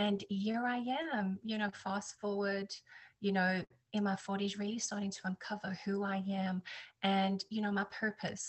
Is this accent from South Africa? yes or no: yes; South Africa; also born or lived in United Kingdom / New Jersey, United States / Texas, United States; now in Florida, United States; I'm South African, and that's where I was born and raised